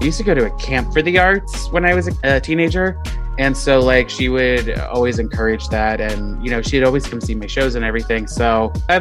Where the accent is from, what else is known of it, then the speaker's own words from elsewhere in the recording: Long Island, New York, United States; I grew up on Long Island, which is not that far away from Manhattan